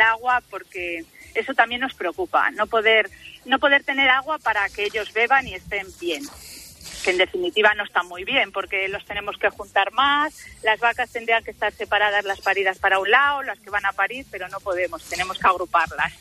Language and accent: Spanish; Frades de la Sierra, Castile and León, Spain; voy a promocionar mi pueblo, que está desde la Sierra. En él nació el poeta Gabriel y Galán